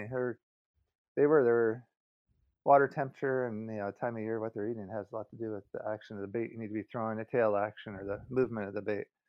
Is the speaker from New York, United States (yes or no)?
no; Southern California, United States; moved away as an adult; I was born in California, Southern California, and so I grew up on the West Coast for about thirty years